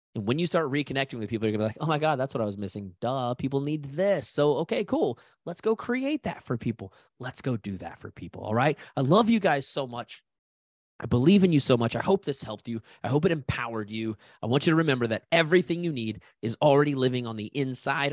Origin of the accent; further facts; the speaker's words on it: Haysville, Kansas, United States; I'm a kid from Hayesville, Kansas